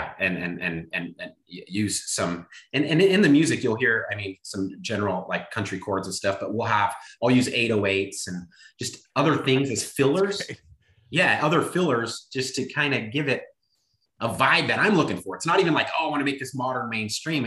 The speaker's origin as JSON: {"language": "English", "region": "California", "country": "United States", "tie": "born or raised there", "said": "I grew up in California"}